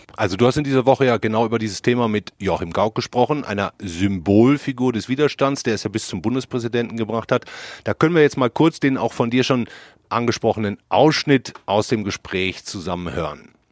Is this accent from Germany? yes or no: yes; West Germany, Germany; ich bin Wessi